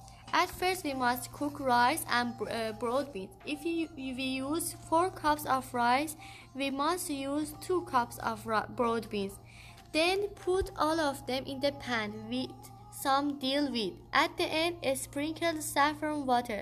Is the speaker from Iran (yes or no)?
yes; Iran; English is a second language; moved away; from Iran